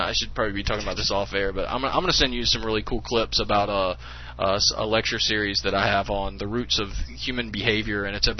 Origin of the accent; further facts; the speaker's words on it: South Carolina, United States; Hey, I'm from South Carolina. Yeah, I'm from South Carolina.